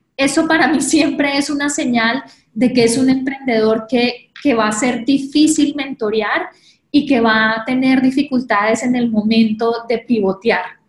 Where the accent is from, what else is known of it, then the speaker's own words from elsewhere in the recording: Colombia; moved away as an adult; now in New York, United States; soy colombiana. Hace 10 años llegué a Nueva York para hacer mi maestría en Columbia University